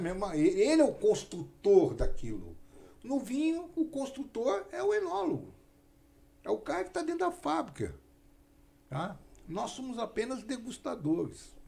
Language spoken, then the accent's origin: Portuguese; São Paulo, Brazil; Eu sou paulista